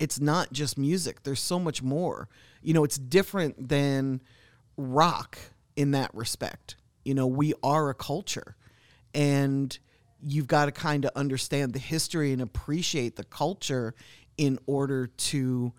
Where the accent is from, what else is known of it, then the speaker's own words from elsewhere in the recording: New York, United States; I'm a New Yorker and black is like what we do, but I'm in a bright mood today.